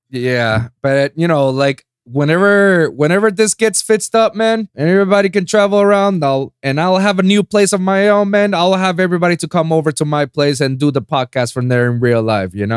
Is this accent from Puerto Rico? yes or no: yes; Puerto Rico; I'm from Puerto Rico, you know. My language yeah. over there is English and Spanish.